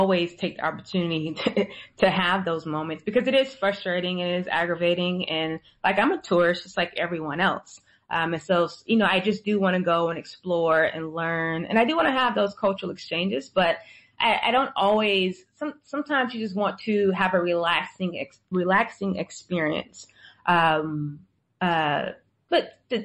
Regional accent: United States; I'm actually from America

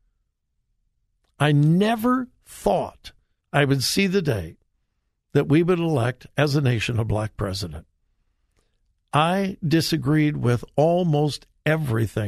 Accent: Compton, California, United States; I grew up in Southern California. I graduated from high school in Compton.

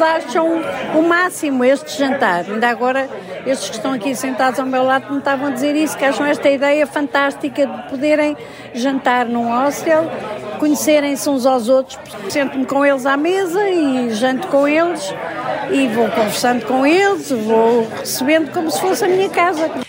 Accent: Porto, Norte, Portugal; now in Lisbon, Portugal; Eu sou do Porto, exato, já vivo aqui há muitos anos

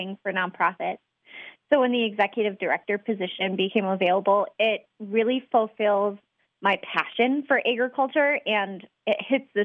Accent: southern Wisconsin, United States; I grew up on a small farm in southern Wisconsin

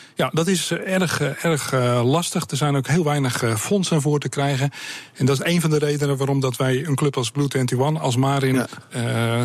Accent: Sliedrecht, South Holland, Netherlands; Ik kom uit Sliedrecht, ik ben een baggeraar

